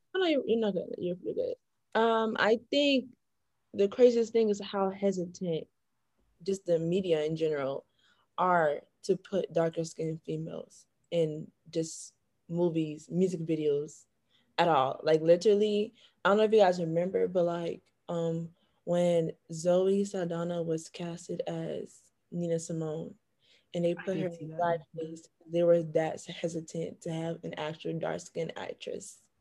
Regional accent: Broward County, Florida, United States; moved away; also born or lived in Washington, D.C.; double minoring in biology and chemistry from Broward County, Florida

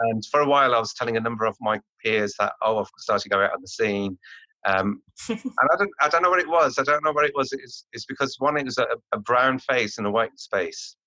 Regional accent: Birmingham, West Midlands, United Kingdom; moved away as an adult; also born or lived in London; I'm from Birmingham

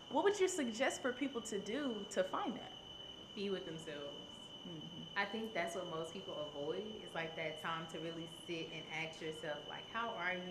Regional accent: Memphis, Tennessee, United States; moved away as an adult; also born or lived in New Orleans, Louisiana; I'm from Memphis. Mm-hmm. So I left Memphis, came to New Orleans for college.

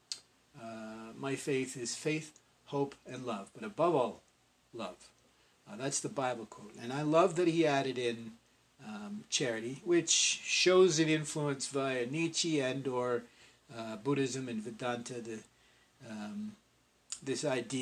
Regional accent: Canada; because I'm Canadian, I had a much stronger emphasis in my education placed on Northrop Frye

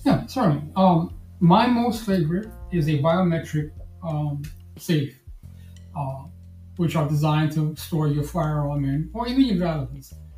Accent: New York City, New York, United States; now in Florida, United States; born and raised in Brooklyn, New York

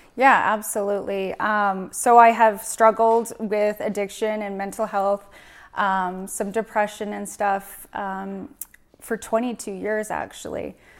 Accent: Prince George, British Columbia, Canada; born and raised in Prince George, I grew up here my whole life.

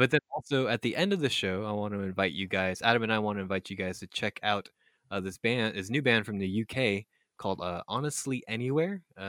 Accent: Philippines; born there; I was born in the Philippines

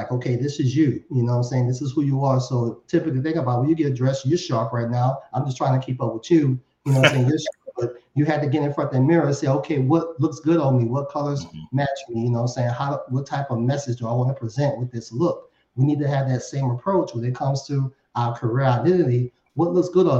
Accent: New Orleans, Louisiana, United States; I'm born and raised in New Orleans

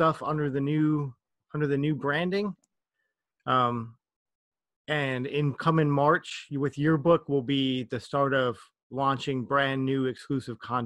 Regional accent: Minnesota, United States; now in South Korea; I'm from Minnesota in the United States, which is horribly, horribly cold

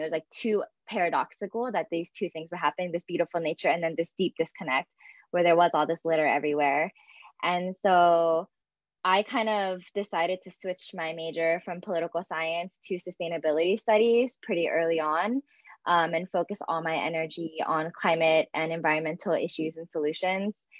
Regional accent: Philadelphia, Pennsylvania, United States; I'm actually from Pennsylvania and I'm born and raised um, in kind of the greater Philadelphia area.

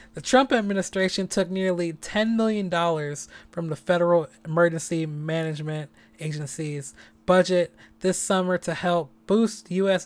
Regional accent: San Francisco, California, United States; I'm born and raised in San Francisco

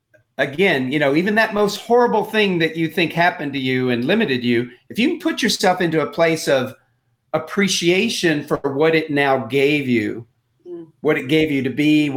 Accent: Texas, United States; I grew up in Texas.

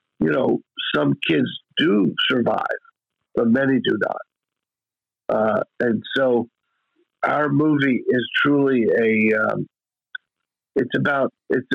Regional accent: Bethlehem, Pennsylvania, United States; we shot it in my hometown

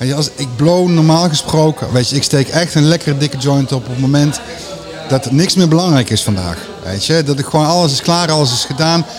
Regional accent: Veldhoven, North Brabant, Netherlands; ik ben opgegroeid in Veldhoven.

